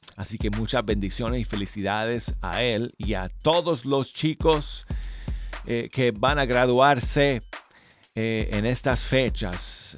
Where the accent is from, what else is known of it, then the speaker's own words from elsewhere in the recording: Colorado, United States; mi tierra natal